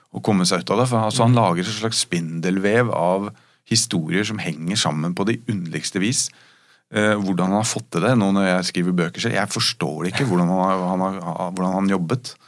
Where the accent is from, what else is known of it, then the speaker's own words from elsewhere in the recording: Rykkinn, Akershus, Norway; jeg vokste opp på Rykken